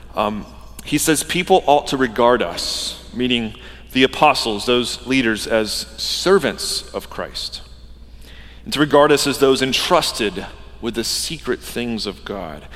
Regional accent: Georgia, United States; moved away; I grew up in Georgia

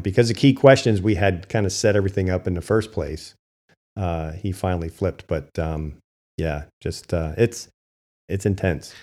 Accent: Hamburg, Pennsylvania, United States; I'm from Berks County

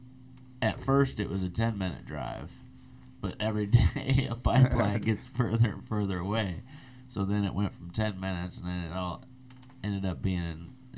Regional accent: Midwest, United States; moved away; I'm from the Midwest

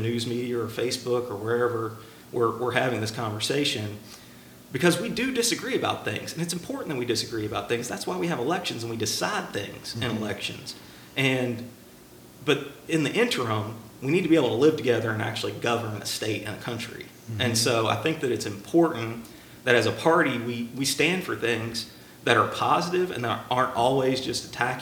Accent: Louisville, Kentucky, United States; moved away as an adult; now in North Carolina, United States; I grew up in Louisville, Kentucky, and got here as quick as I could when I went to college at Carolina.

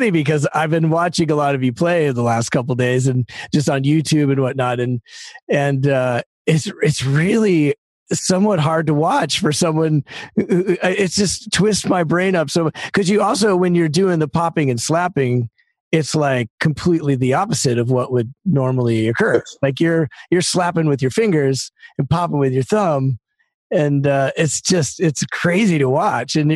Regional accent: Denver, Colorado, United States; now in Los Angeles, United States; and and I was from Denver, a very different set of tunes than than L.A.

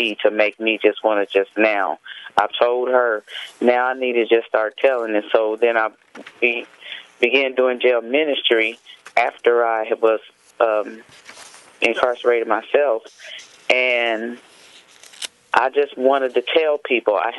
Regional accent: Indiana, United States; moved away; I'm from Indiana originally

